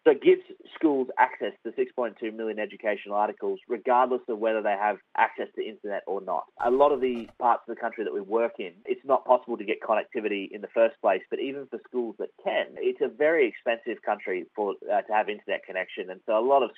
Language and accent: English; Australia; also born or lived in Western Highlands, Papua New Guinea; growing up in Australia